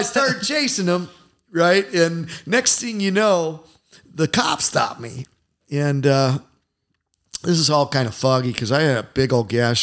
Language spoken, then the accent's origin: English; Indiana, United States; I'm from Indiana